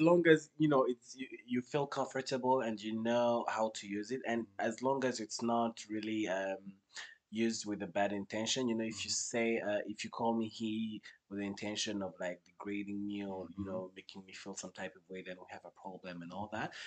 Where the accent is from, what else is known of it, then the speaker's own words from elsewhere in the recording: Kigali, Rwanda; I was born and raised in Rwanda, so I'm a Kigali